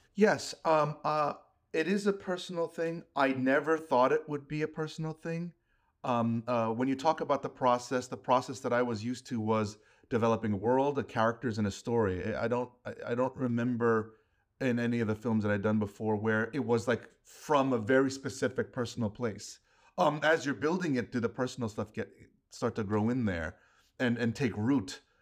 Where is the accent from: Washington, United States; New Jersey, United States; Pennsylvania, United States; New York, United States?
New York, United States; New York City; I grew up in New York, too